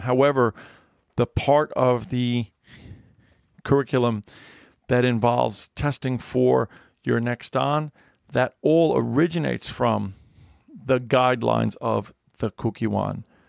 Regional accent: United States; It has my nationality, which it, it lists as American

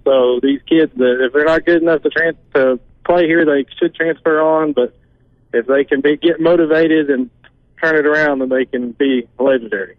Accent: Johnson County, Arkansas, United States; I'm from Johnson County

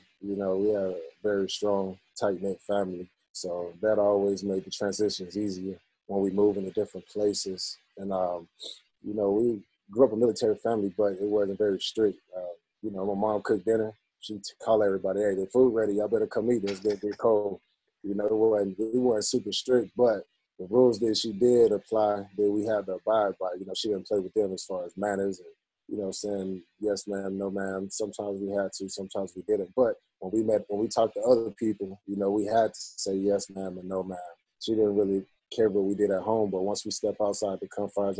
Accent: Columbus, Georgia, United States; also born or lived in Germany; We came back from Germany in 1991 to Fort Benning. And that's pretty much where I spent a majority of my childhood. So when people ask me where I'm from, you know, I claim Columbus, Georgia, just because that's where I was from.

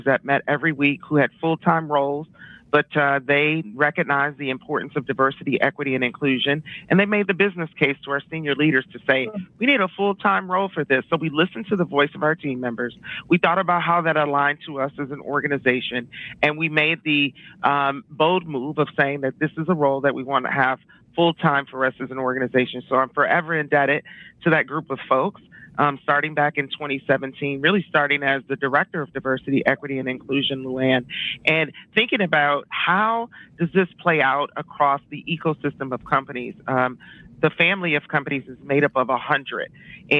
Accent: Detroit, Michigan, United States; I grew up in Detroit on the West Side

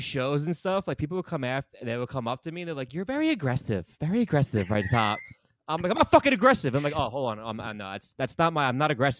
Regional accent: New York City, New York, United States; accent: New York; also born or lived in Astoria, Queens; I am from Queens, New York. I'm from a place called Middle Village, Queens. And then I moved to Astoria. Quite a journey. Quite a journey. The big 15 minutes away. I am 33.

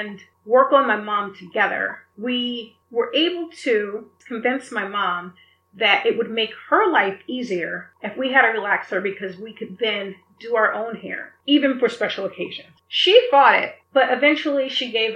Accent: the South, United States; now in Beverly Hills, United States; Growing up in the South

